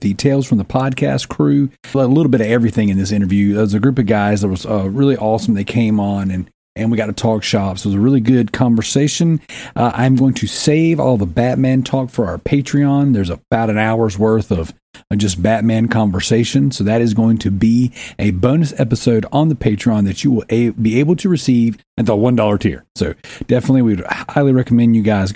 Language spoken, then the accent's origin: English; the South, United States; I'm from the South